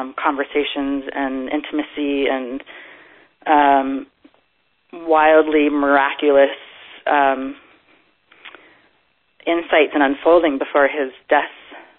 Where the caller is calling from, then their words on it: Boulder, Colorado, United States; I am calling from Boulder, Colorado.